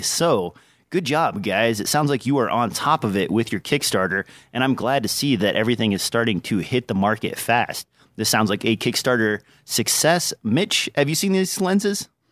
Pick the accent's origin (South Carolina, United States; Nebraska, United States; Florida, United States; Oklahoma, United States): Nebraska, United States; accent: least noticeable accent; I'm from Nebraska